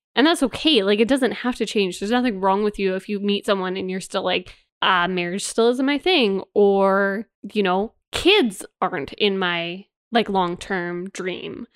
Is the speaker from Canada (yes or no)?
yes; Canada; me and you growing up in Canada